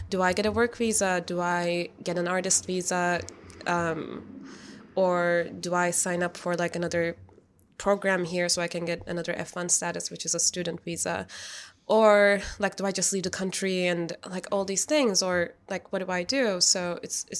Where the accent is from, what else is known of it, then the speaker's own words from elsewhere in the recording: Istanbul, Turkey; English is a second language; moved away as an adult; also born or lived in Chicago; now in New York, United States; I grew up in Istanbul.